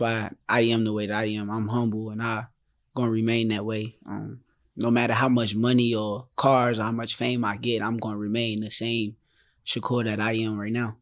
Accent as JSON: {"language": "English", "town": "Newark", "region": "New Jersey", "country": "United States", "tie": "born or raised there", "said": "my hometown."}